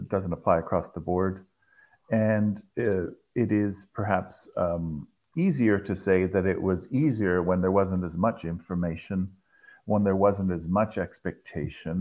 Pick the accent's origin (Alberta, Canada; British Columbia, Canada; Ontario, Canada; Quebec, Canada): Ontario, Canada; Toronto; Grew up in the suburbs of Toronto